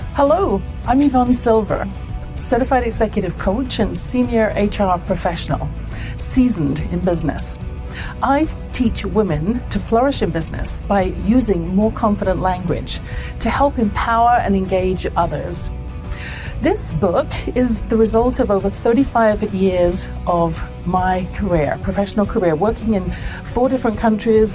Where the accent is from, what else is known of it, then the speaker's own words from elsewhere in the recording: England, United Kingdom; I grew up in England